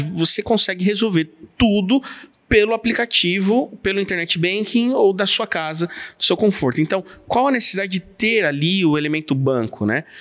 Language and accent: Portuguese; São Paulo, Brazil; como paulistano